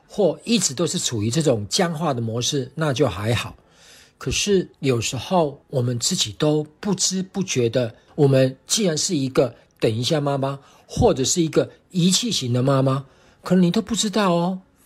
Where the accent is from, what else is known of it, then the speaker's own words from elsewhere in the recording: Taiwan; 我是来自台湾的